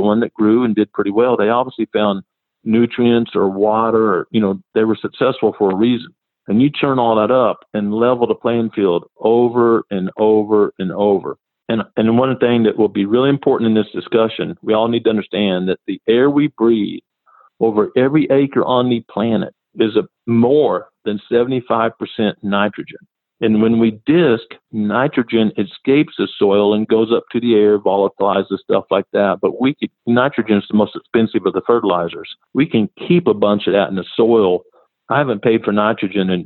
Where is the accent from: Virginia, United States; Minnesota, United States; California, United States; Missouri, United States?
Missouri, United States; Missouri Ozarks, United States; moved away as an adult; also born or lived in South Carolina; I'm from the Missouri Ozarks here